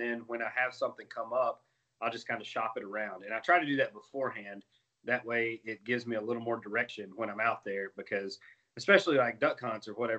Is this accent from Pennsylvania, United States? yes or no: no; Chattanooga, Tennessee, United States; I'm from Chattanooga, Tennessee